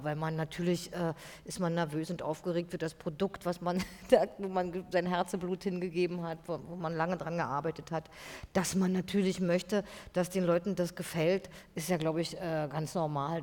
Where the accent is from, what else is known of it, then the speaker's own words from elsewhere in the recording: East Germany, Germany; ich bin ja auch aus der DDR, ich bin da groß geworden, ich bin da aufgewachsen